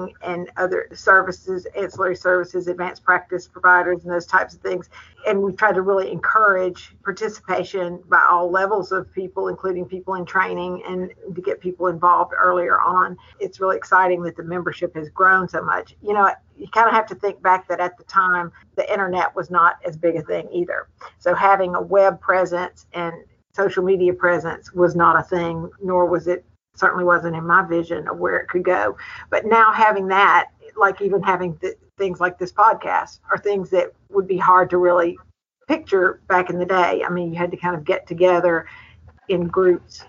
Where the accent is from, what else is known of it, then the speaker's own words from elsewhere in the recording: Mississippi, United States; also born or lived in Nashville, Tennessee; I'm in Mississippi. I'm from Mississippi originally, but spent the first part of my career in Nashville at Vanderbilt and moved here